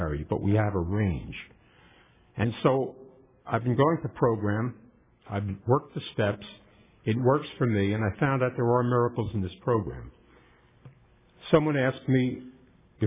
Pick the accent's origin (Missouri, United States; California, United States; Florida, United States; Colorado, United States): California, United States; Los Angeles; I'm from Los Angeles